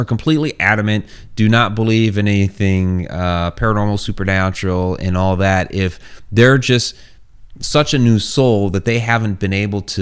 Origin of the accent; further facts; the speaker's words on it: Ohio, United States; moved away as an adult; also born or lived in Alaska / Maryland; I was born in Ohio.